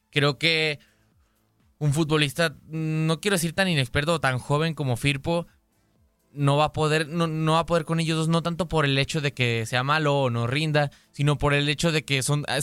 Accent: Portugal; me quedo con Cristiano Ronaldo porque soy portugués.

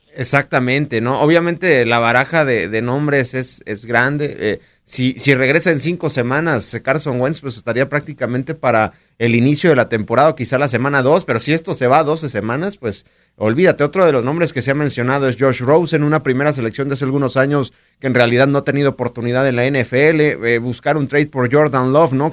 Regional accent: Mexico; como eh, mexicanos

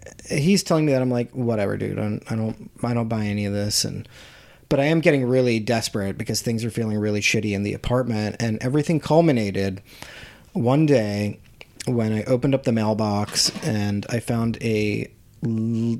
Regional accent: Harrisburg, Pennsylvania, United States; Harrisburg, Pennsylvania, or just outside of it

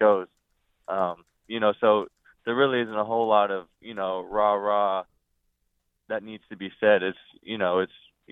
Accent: Eastern Pennsylvania, United States; it's Eastern Pennsylvania

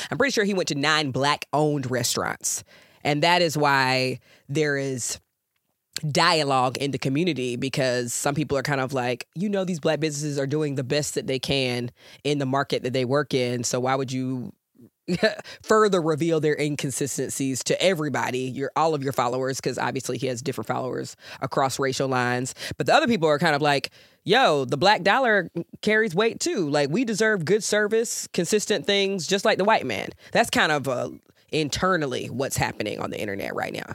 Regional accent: Georgia, United States; moved away; I'm from Georgia. I'm a Georgia girl, born and bred

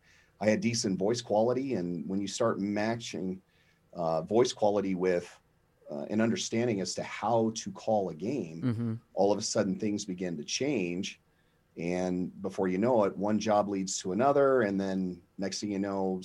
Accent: Colorado, United States; I'm actually from Colorado

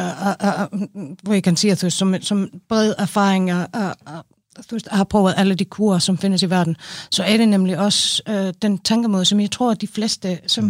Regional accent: Iceland; Danish is a second language; moved away as an adult; now in Denmark; jeg er en islænding, 45, flyttede til Danmark for 12 år siden

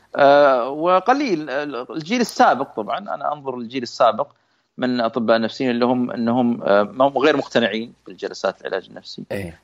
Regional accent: Saudi Arabia; عندنا في السعوديه

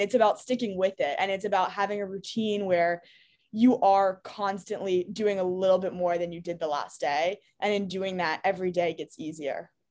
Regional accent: New York City, New York, United States; I grew up in New York City.

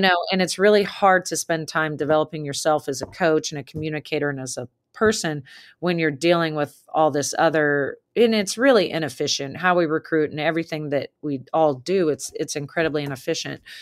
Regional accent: the West, United States; moved away as an adult; also born or lived in Massachusetts; now in Lexington, United States; I was coming from the West, real chill

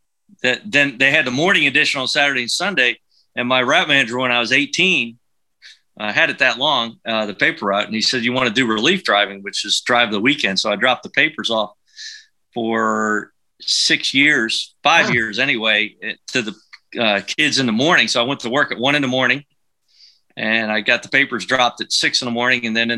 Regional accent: College Park, Maryland, United States; I was in College Park Woods, and I grew up about 200 yards from the 15th tee, the old 15th tee.

